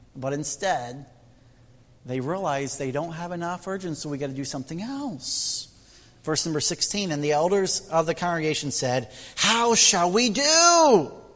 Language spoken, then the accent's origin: English; Indiana, United States; moved away; I'm from Midwest Indiana. And uh, our community has over 12,000 Amish. It's the third largest Amish settlement in the U.S. And I grew up next door to Amish